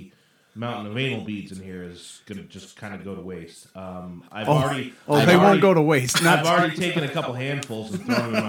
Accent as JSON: {"language": "English", "region": "Colorado", "country": "United States", "tie": "born or raised there", "moved": "as an adult", "lives_now": "New York, United States", "said": "I moved out here to New York probably about 7 years ago. I grew up out in Colorado and was there for most of my life."}